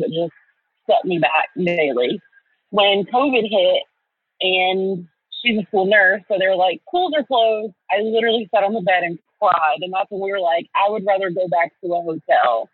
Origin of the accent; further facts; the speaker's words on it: Florida, United States; moved away; That's actually where I moved from. I'm originally from Florida.